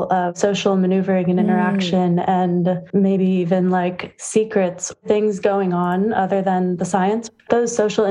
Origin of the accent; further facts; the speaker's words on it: San Francisco, California, United States; I am from San Francisco, California